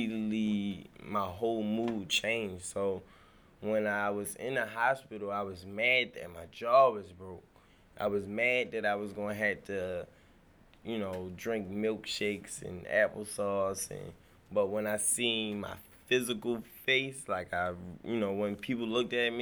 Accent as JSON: {"language": "English", "town": "Baltimore", "region": "Maryland", "country": "United States", "tie": "born or raised there", "said": "I grew up in Northwest Baltimore. I'm from Shirley Avenue, which is in the lower parts of Park Heights."}